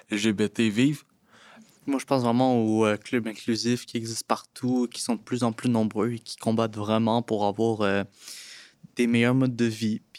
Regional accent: Laurentides, Quebec, Canada; j'ai 17 ans, je viens de, des Laurentides

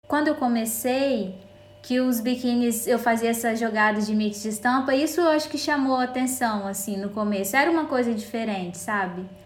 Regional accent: Vitória, Espírito Santo, Brazil; A gente é de Vitória, Espírito Santo, mas nossa fábrica fica no interior do estado, que é em São Mateus

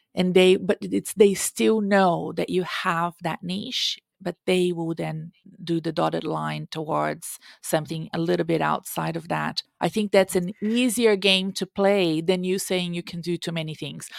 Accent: Brazil; English is a second language; now in United States; I was raised in Brazil, and I lived between the Amazon forest and my grandparents' farm.

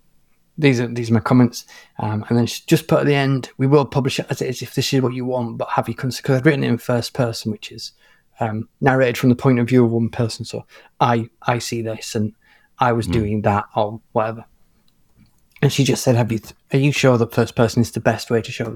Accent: England, United Kingdom; I'm an English national

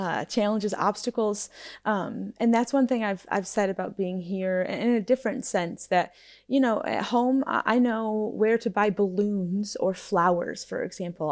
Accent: United States; moved away; being an American, um, abroad

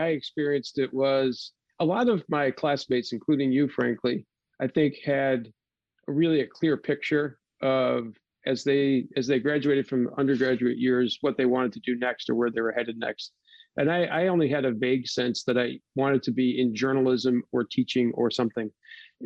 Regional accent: Dalton, Massachusetts, United States; moved away as an adult; also born or lived in Seattle, Washington; My parents are still here, still living in Dalton, just a stone's throw from the house I grew up

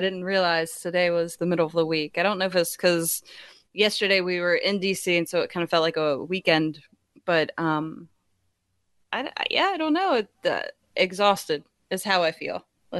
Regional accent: Winchester, Virginia, United States; I grew up in Winchester, Virginia, where they have the Apple Blossom Festival, and we celebrate the apples every year. It's like this big apple area.

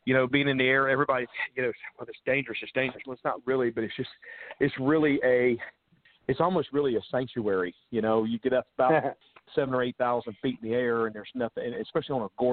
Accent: Charlotte, North Carolina, United States; moved away as an adult; now in Nashville, United States; I'm originally from Charlotte, North Carolina, and that's where I grew up and was raised.

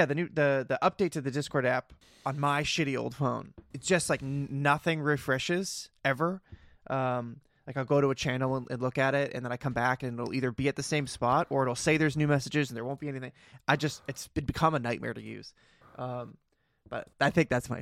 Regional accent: New England, United States; I'm from New England

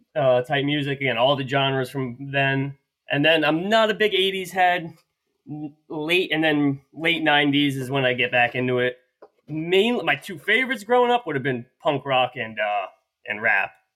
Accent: New Jersey, United States; born and raised in New Jersey

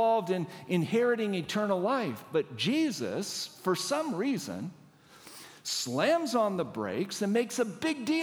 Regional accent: Washington, United States; I don't live here. I'm not from here. I'm from Washington State

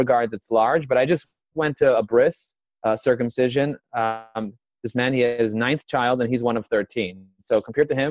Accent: New York City, New York, United States; I was raised and grazed in Crooklyn, as they say. I was brought up in Borough

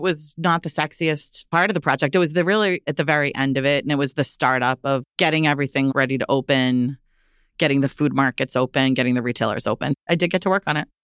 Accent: Lowell, Massachusetts, United States; I grew up in Lowell, Massachusetts

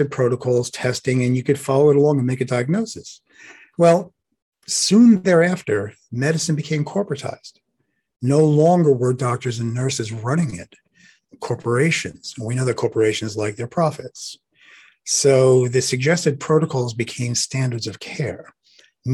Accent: New York City, New York, United States; accent: Brooklyn; I'm from Brooklyn

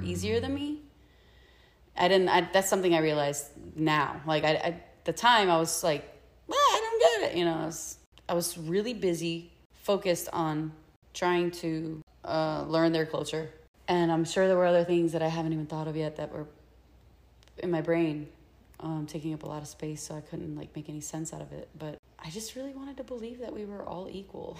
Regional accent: Puerto Rico; moved away; I'm from La Isla del Encanto, where you're trained to survive

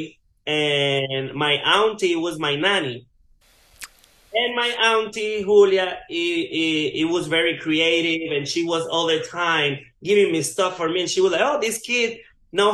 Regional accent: Puerto Rico; I grew up in Guac, Puerto Rico. It's like, like the mountains

